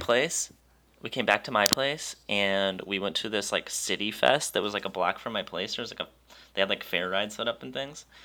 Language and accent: English; Wisconsin, United States; I'm from Wisconsin